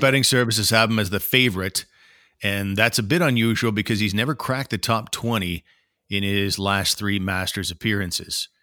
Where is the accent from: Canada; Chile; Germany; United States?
Canada; as a Canadian